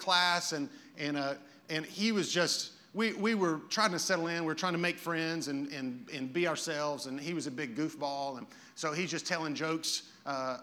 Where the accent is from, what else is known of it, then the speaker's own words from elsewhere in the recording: Lakeland, Florida, United States; also born or lived in Birmingham, Alabama; I was living in Birmingham, Alabama, and I moved from Birmingham to Lakeland, Florida